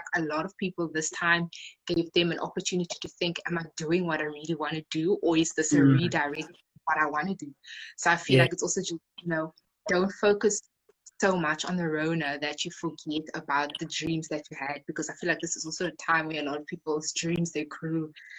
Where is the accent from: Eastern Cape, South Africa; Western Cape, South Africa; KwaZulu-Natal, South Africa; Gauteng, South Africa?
Western Cape, South Africa; Khayelitsha; I'm 22 and I'm from Khayelitsha in the Western Cape.